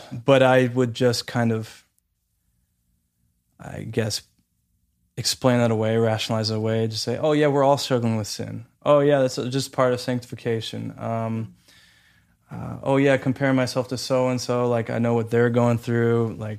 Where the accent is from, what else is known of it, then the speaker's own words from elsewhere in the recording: Santa Clarita, California, United States; So I was moving from Santa Clarita down to Los Angeles and the downtown area. And I was moving there by myself, leaving my parents